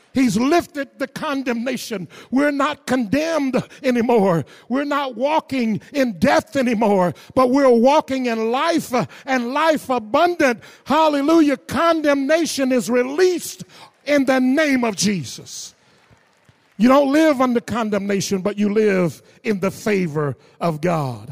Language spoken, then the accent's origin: English; the South, United States; growing up in the South, my parents were sharecroppers